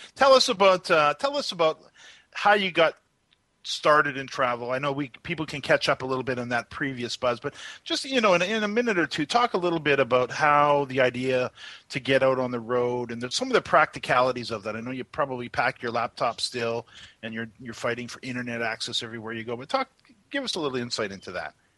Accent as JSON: {"language": "English", "country": "Canada", "said": "as a Canadian"}